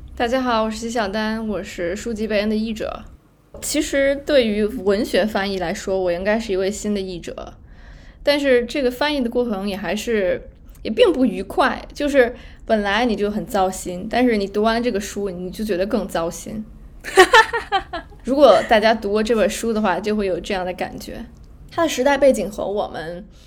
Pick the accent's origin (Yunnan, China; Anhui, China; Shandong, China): Yunnan, China; 我是云南人